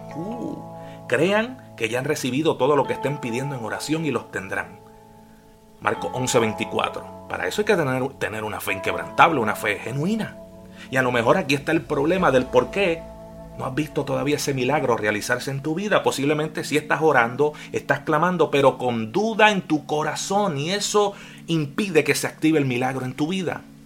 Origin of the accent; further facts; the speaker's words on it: Puerto Rico; moved away as an adult; also born or lived in Florida, United States; now in Jacksonville, Florida, United States; Soy de Puerto Rico, pero ya llevo con mi familia siete